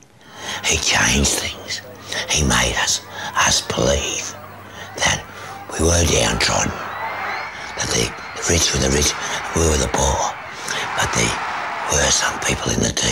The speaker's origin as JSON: {"language": "English", "town": "Cowra", "region": "New South Wales", "country": "Australia", "tie": "born or raised there", "said": "I was brought up in Cowra."}